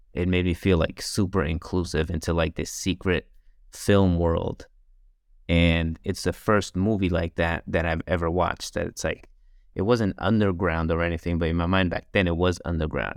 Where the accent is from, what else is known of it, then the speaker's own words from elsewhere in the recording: New York, United States; me growing up in New York